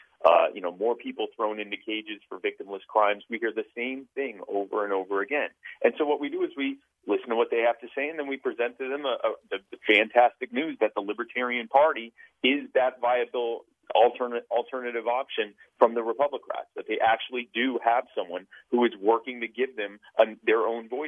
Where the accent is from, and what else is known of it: Myrtle Beach, South Carolina, United States; born or raised there; also born or lived in Baltimore, Maryland